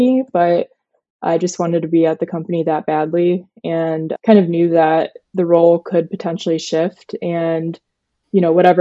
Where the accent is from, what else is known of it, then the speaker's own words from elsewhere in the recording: Cleveland, Ohio, United States; I'm from Cleveland, Ohio